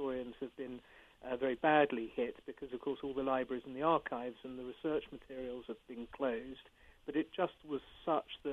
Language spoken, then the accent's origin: English; England, United Kingdom; I'm an Englishman